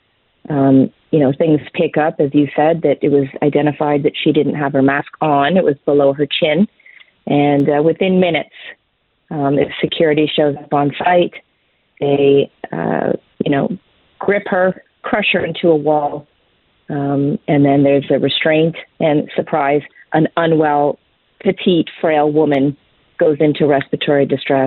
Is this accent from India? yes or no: no; Canada